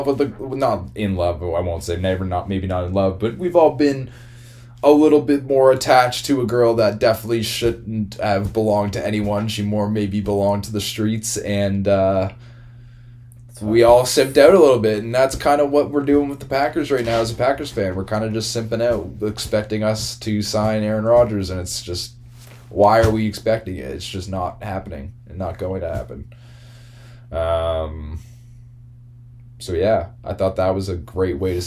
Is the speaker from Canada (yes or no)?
yes; Halifax, Nova Scotia, Canada; We're both oddly from Halifax, Nova Scotia